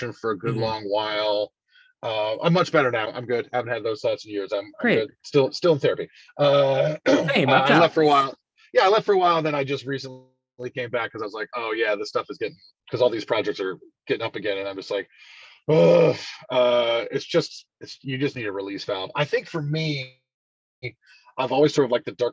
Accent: High Point, North Carolina, United States; also born or lived in Greensboro, North Carolina / Winston-Salem, North Carolina; I was born in Greensboro Hospital, raised in High Point

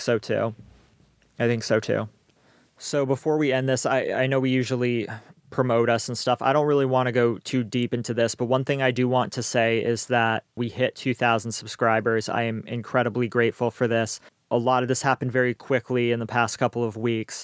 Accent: Maine, United States; growing up in Maine

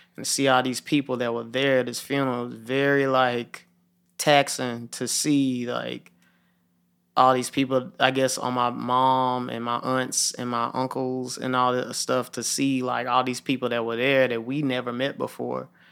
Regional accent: Memphis, Tennessee, United States; I grew up in Hickory Hill, and I watched my whole neighborhood change

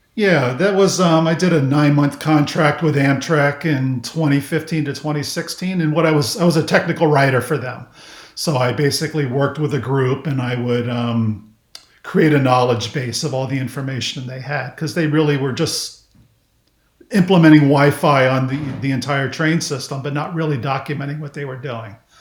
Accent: Miami, Florida, United States; also born or lived in Kansas; I basically grew up in South Florida. Um, so we moved from Kansas to Miami when I was in first grade, and then I spent the rest of my childhood in Miami until I graduated from high school

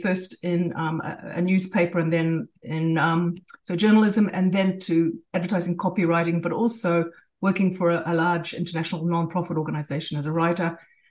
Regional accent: New Zealand; born there; also born or lived in Australia / Japan; I was born in New Zealand, but I had a British father.

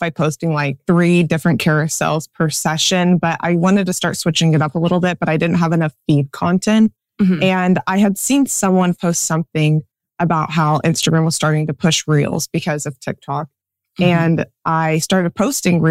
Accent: Central Kansas, United States; I am from Central Kansas

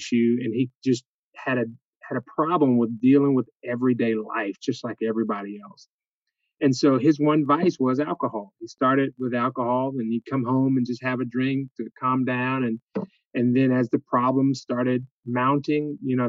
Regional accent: Jacksonville, Florida, United States; now in Albany, United States; I grew up in Jacksonville, Florida

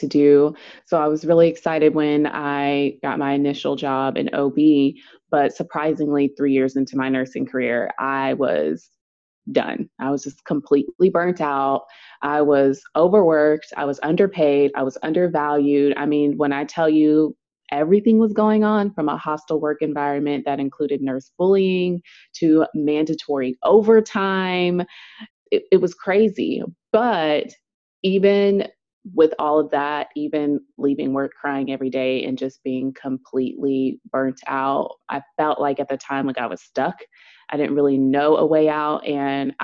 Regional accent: Dallas, Texas, United States; I am from Dallas, Texas

